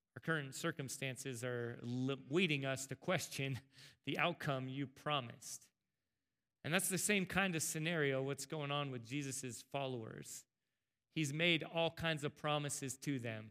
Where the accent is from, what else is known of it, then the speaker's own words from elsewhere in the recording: El Cajon, California, United States; growing up in Southern California, in S-, San Diego, El Cajon